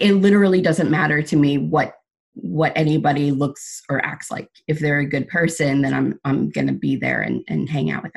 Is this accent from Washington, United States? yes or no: no; Seaford, New York, United States; I was actually born and raised in Sable